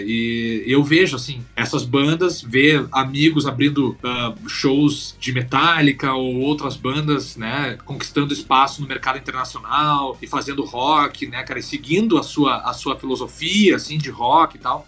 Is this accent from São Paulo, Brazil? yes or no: no; Porto Alegre, Rio Grande do Sul, Brazil; moved away; lá do sul da minha terra, lá, lá de Porto Alegre